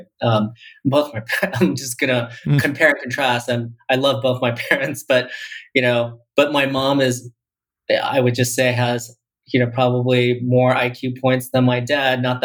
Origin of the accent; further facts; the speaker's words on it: Taiwan; I was born in Taiwan